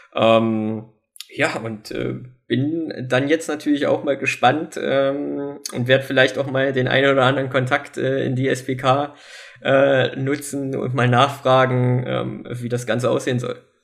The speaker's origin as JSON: {"language": "German", "town": "Wernigerode", "region": "Saxony-Anhalt", "country": "Germany", "tie": "born or raised there", "said": "Wernigerode ist irgendwo meine Heimatstadt."}